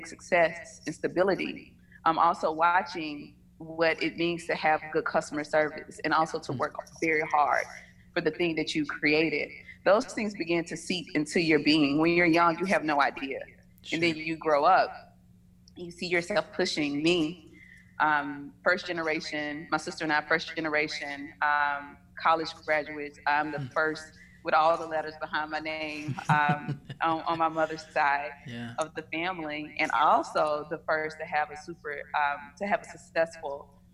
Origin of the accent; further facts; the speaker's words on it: Batesville, Mississippi, United States; now in Atlanta, United States; I'm originally from a small town in Mississippi, Batesville